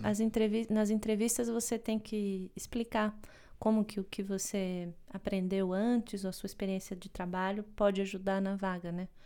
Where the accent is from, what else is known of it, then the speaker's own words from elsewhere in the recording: Brazil; moved away; a gente vem do Brasil